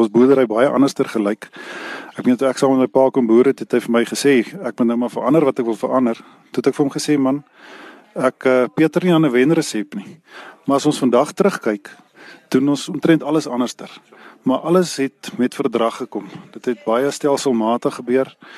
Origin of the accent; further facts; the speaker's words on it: Reitz, Free State, South Africa; also born or lived in Bethlehem; Ek is gebore hier waar ek nou nog steeds hier in Ryse is gebore en Ryse hier groot geword